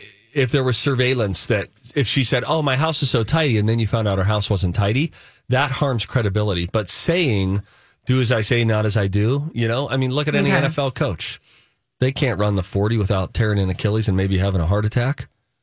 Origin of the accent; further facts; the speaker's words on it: Chaska, Minnesota, United States; And I'm from Chaska, and our beloved Melissa Peterman says Chaska.